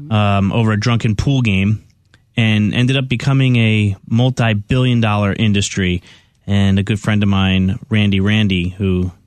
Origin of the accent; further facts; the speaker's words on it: California, United States; I was driving back from South Carolina to my home state of California.